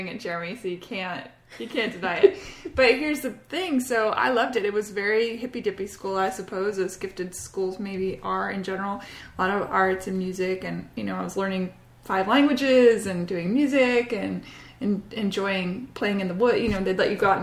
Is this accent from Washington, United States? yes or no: yes; Bellevue, Washington, United States; also born or lived in Cambridge, England; I grew up though in the Pacific Northwest.